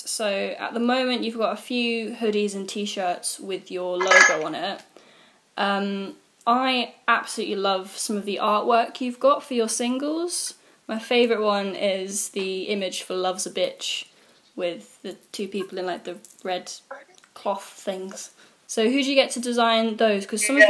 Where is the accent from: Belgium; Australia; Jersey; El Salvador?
Jersey; moved away; I grew up in Jersey.